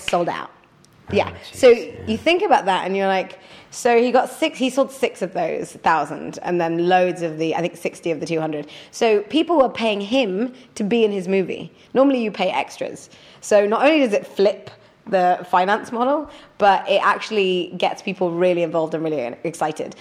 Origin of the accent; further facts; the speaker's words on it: Leeds, Yorkshire and the Humber, United Kingdom; now in London, United Kingdom; I'm a northerner, I'm from Leeds